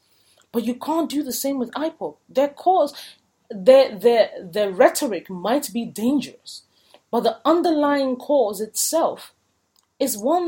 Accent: Nigeria; And for me as a Nigerian who is interested in the progress of the country, it's a wound.

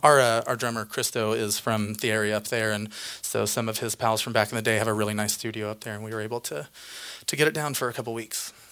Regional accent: Indiana, United States; I grew up in the Indiana state

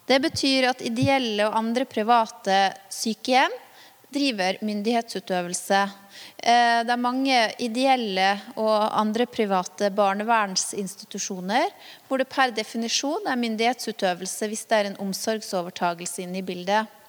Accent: Vanylven, Møre og Romsdal, Norway; Tenk deg en dame på min alder da, i hjemkommunen min, Vanylven

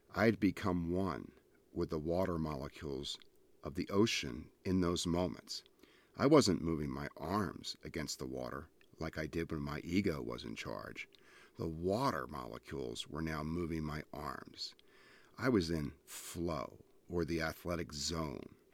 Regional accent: Ventnor City, New Jersey, United States; I grew up in New Jersey on Ventnor Beach. I was raised a hundred yards from the ocean.

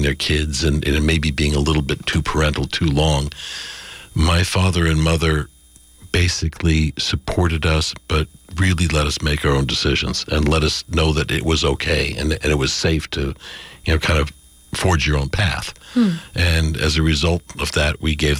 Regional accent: Los Angeles, California, United States; We grew up in the San Fernando Valley in Los Angeles

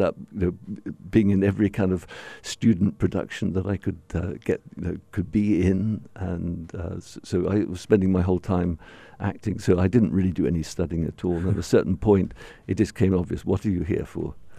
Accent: Bahrain; the only significant place for people like myself growing up in Bahrain was Sharjah

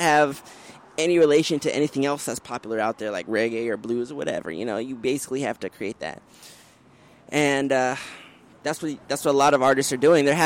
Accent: Washington, District of Columbia, United States; I'm originally from the Washington, D.C. area

